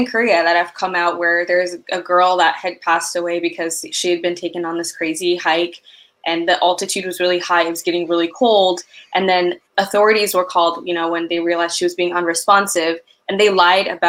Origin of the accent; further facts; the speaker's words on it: Ethiopia; moved away; I'm originally from Ethiopia